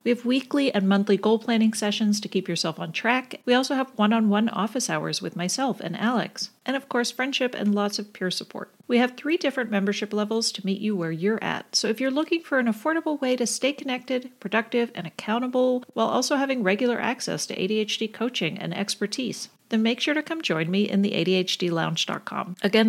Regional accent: Canada; now in United States; So I grew up in Canada, so I grew up with federalized healthcare, public healthcare.

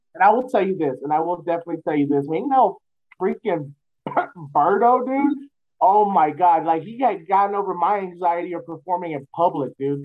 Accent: San Antonio, Texas, United States; born and raised in San Antonio

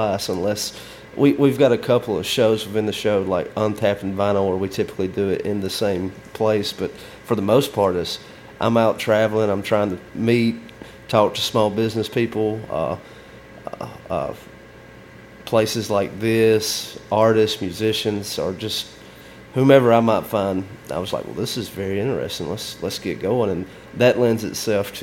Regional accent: Alabama, United States; I'm from Alabama

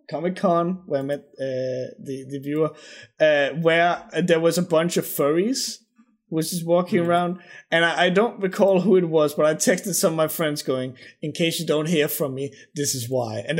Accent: Denmark; I'm from Denmark

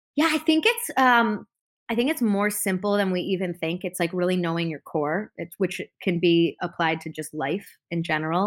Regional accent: Chicago, Illinois, United States; moved away as an adult; now in Los Angeles, United States; I grew up in Chicago in the northern suburbs

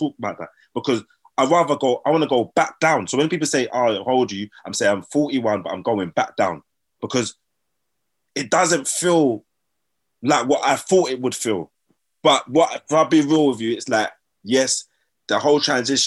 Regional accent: Sutton, London, United Kingdom; also born or lived in Brixton, London / Croydon, London; Grew up Brixton, Lambeth, fighting my black brothers all the time. So mum, dad said they're going to move me to Croydon. So we moved to Croydon, started fighting the Asian boys all the time, innit? But mum, dad said, forget that, we're going to move you to Sutton. So I grew up in Sutton

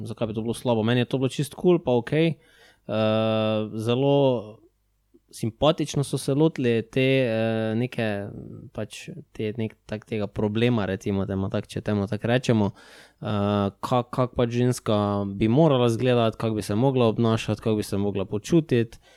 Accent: Maribor, Slovenia; mi dva smo pač iz Maribora

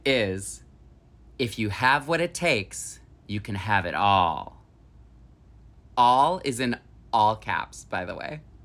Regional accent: Holly, Michigan, United States; my hometown of Holly, Michigan

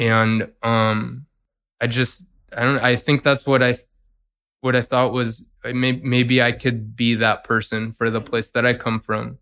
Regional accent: San Francisco Bay Area, California, United States; also born or lived in New York; I'm from San Francisco Bay Area

